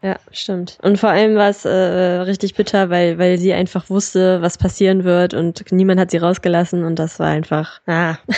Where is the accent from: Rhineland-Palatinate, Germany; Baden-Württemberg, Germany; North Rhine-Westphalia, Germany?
North Rhine-Westphalia, Germany; Solingen; ich komme aus Solingen